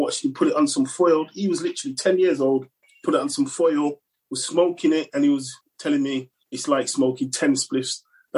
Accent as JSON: {"language": "English", "town": "Manchester", "region": "North West England", "country": "United Kingdom", "tie": "born or raised there", "also_born_or_lived": "London / Birmingham", "lives_now": "Coventry, United Kingdom", "said": "No, in fact, I grew up in Manchester. Well, kind of all over the place, really, between London, Manchester and Birmingham."}